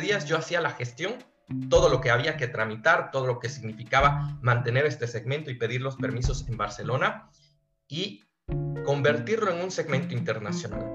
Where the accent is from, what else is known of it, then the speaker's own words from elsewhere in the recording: Quito, Pichincha, Ecuador; now in Spain; Quito fue mi ciudad. Yo soy quiteño